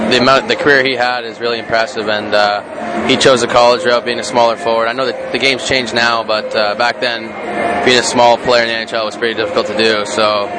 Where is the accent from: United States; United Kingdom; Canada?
Canada; I mean, I'm Canadian, but still, even being in that museum, seeing all those things was pretty crazy.